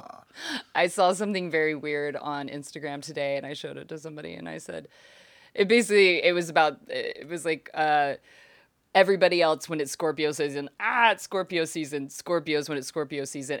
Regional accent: Fort Worth, Texas, United States; also born or lived in Austin, Texas; now in Los Angeles, United States; I am happy I grew up there

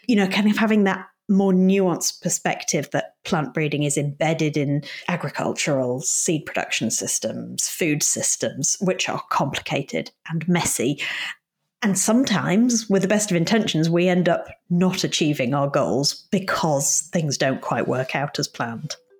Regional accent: Yorkshire and the Humber, United Kingdom; moved away as an adult; I grew up in Yorkshire, which is in the north of England, in quite a rural community.

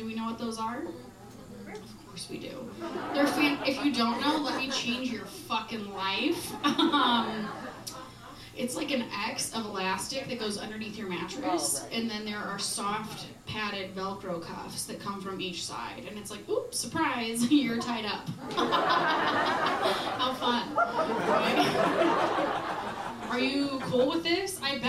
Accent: Midwest, United States; And I'm from the Midwest, so I was like, I gotta make him a pie.

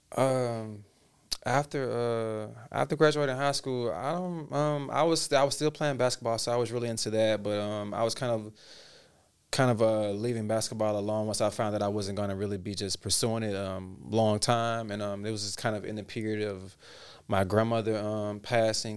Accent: Memphis, Tennessee, United States; moved away as an adult; also born or lived in Dallas, Texas / Hollywood, California; I'm originally from Dallas, Texas, and kinda migrated pretty soon after to Memphis, Tennessee

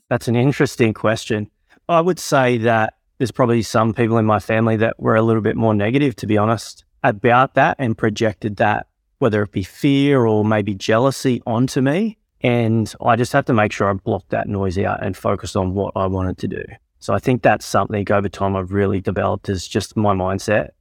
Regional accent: Tamworth, New South Wales, Australia; born and raised in Tamworth

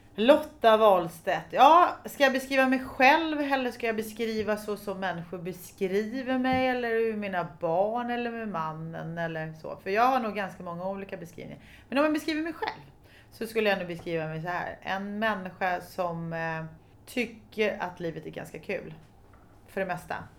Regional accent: Stockholm, Stockholm County, Sweden; jag kommer från Stockholm, eller jag är född på allmänna BB

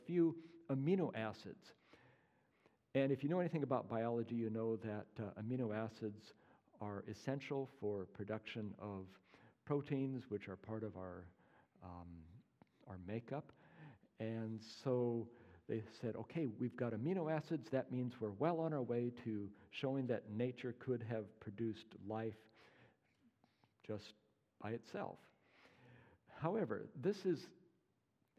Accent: Pacific Northwest, United States; moved away; I'm from the Pacific Northwest originally

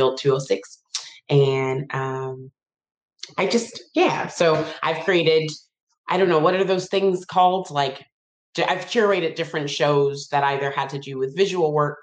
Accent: Detroit, Michigan, United States; moved away; I'm from Detroit, Michigan

